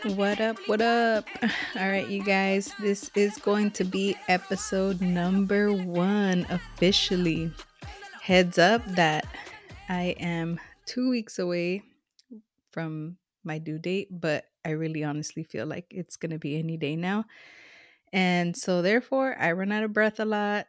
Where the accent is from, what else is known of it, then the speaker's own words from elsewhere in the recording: Los Angeles, California, United States; moved away as an adult; now in Northern California, United States; I'm a SoCal girl, like, I was born and raised in Los Angeles